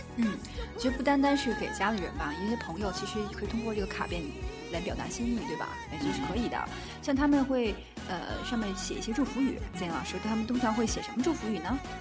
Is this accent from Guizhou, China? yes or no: no; Tianjin, China; 咱们天津这边，就是像，呃，滨江道这块儿，每次都堵得这个水泄不通哈